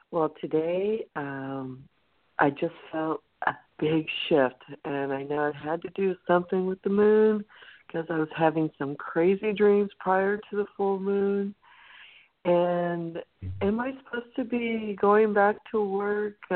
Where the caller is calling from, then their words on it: Santa Cruz, California, United States; from Santa Cruz.